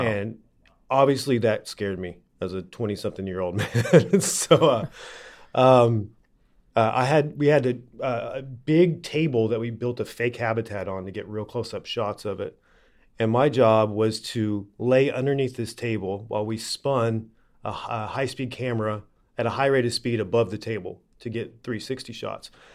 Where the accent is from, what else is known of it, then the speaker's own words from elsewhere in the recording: Oklahoma, United States; now in California, United States; I grew up in Oklahoma